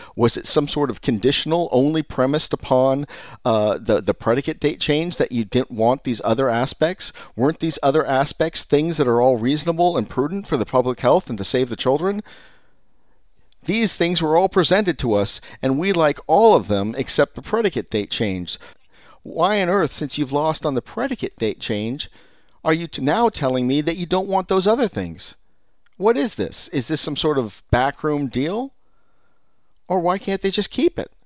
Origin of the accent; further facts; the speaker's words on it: California, United States; I'm from California